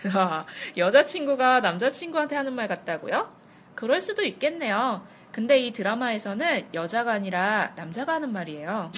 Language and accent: Korean; South Korea; 저 한국 사람이거든요